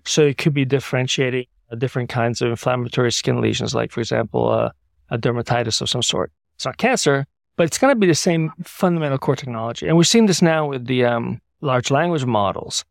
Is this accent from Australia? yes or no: yes; Sydney, New South Wales, Australia; now in San Francisco, United States; I grew up in Sydney from nineteen seventy-three to nineteen eighty, which dates me a little bit.